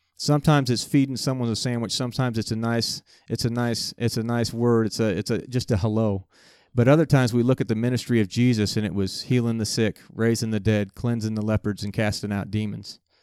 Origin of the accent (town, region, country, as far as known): United States; also born or lived in Winfield, Kansas